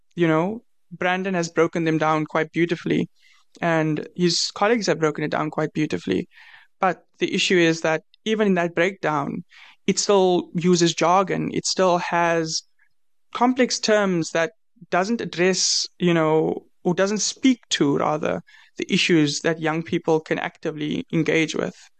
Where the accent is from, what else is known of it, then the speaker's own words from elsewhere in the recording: South Africa; I'm from South Africa.